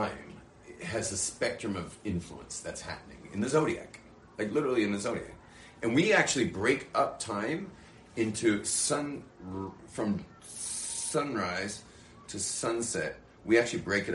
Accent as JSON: {"language": "English", "country": "Australia", "moved": "yes", "lives_now": "Jerusalem, Israel", "said": "I'm from Australia"}